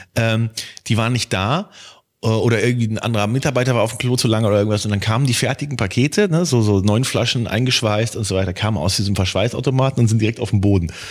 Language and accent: German; Germany; wir als Deutsche